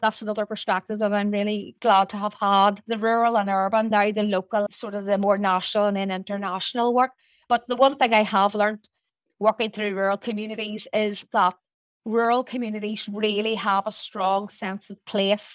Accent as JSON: {"language": "English", "town": "Portadown", "region": "Northern Ireland", "country": "United Kingdom", "tie": "born or raised there", "said": "I was born and reared in Portadown"}